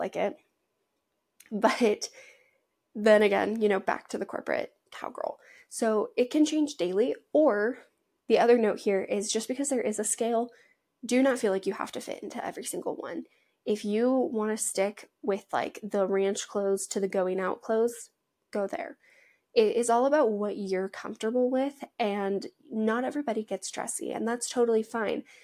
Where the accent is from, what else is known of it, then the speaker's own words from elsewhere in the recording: Washington, United States; also born or lived in Montana; I grew up in Washington